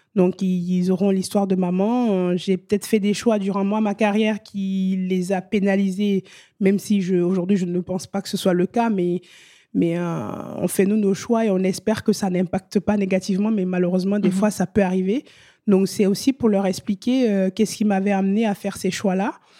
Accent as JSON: {"language": "French", "country": "Benin", "also_born_or_lived": "Italy", "moved": "yes", "lives_now": "France", "said": "je suis vraiment originaire de la région des Amazones."}